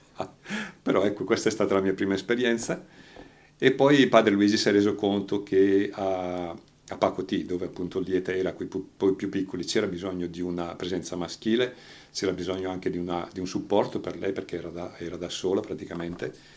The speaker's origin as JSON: {"language": "Italian", "area": "Franciacorta", "region": "Lombardy", "country": "Italy", "moved": "as an adult", "said": "sono di Palermo Franciacorta lo stesso paese di Lieta"}